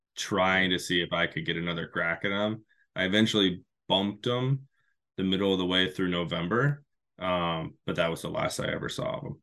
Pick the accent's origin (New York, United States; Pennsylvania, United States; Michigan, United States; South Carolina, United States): Michigan, United States; back in my home state of Michigan